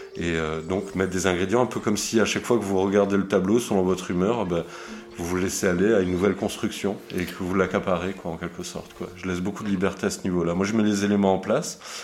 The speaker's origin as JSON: {"language": "French", "region": "south of France", "country": "France", "tie": "born or raised there", "also_born_or_lived": "Zurich, Switzerland", "said": "moi je suis suisse hein, au départ, donc je suis né à Zurich et j'ai déménagé dans le sud de la France à l'âge de, de 8-9 ans"}